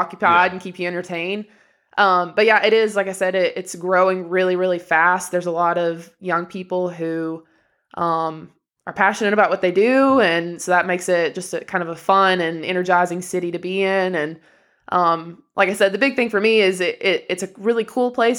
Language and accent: English; Inglewood, Tennessee, United States; moved away as an adult; also born or lived in North Carolina; now in Greenville, United States; we come from Inglewood, which for anyone who doesn't know, it's a literally two red light town